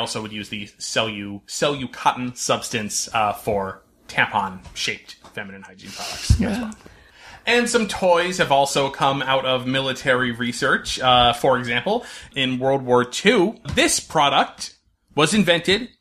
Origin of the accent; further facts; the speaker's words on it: North Branford, Connecticut, United States; my hometown of North Brantford, Connecticut